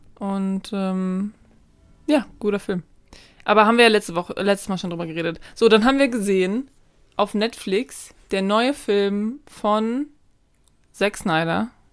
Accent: Germany; als Deutsche

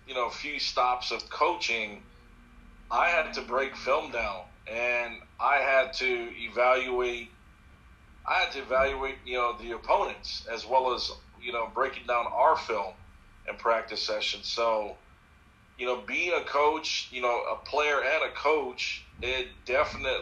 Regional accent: Hawaii, United States; I was born and raised in Hawaii

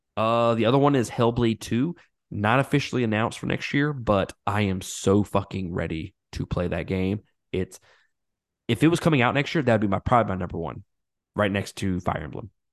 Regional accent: Mississippi, United States; I'm from Mississippi

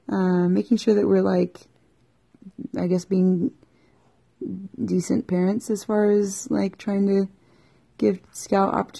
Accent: Virginia, United States; moved away; I'm from Virginia, and I went to school, Southern Utah University

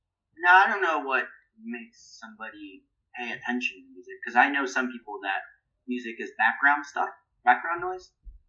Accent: West Coast, United States; and I grew up on the West Coast.

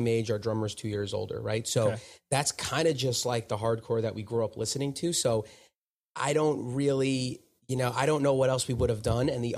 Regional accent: Smithtown, New York, United States; I was born in Smithtown, which is on Long Island

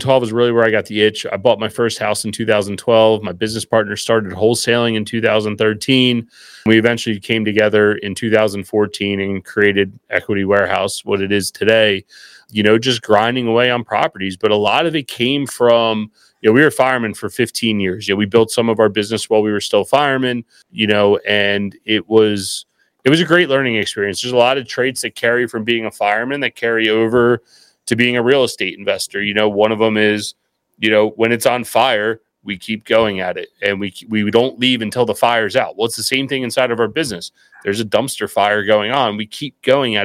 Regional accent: just outside of Philadelphia, Pennsylvania, United States; I'm actually just outside of Philadelphia, but our office is in Baltimore, Maryland

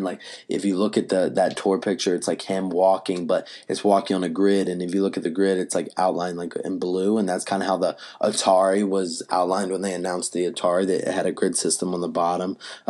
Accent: the South, United States; I'm from the South. I got like this preppy kind of look

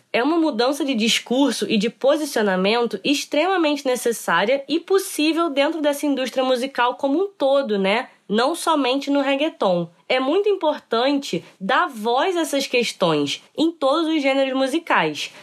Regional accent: Brazil

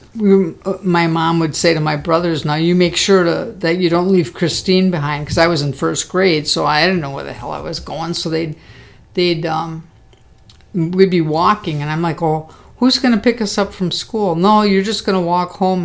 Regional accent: Milwaukee, Wisconsin, United States; also born or lived in Missouri; when we moved back from Missouri to Milwaukee, um, we stayed at my grandparents' house

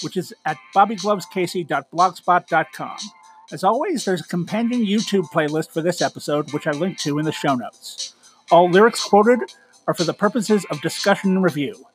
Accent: Canada; I'm Canadian

